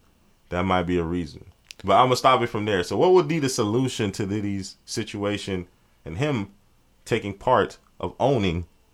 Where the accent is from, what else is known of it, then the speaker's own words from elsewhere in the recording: Miami, Florida, United States; You see, we're from Miami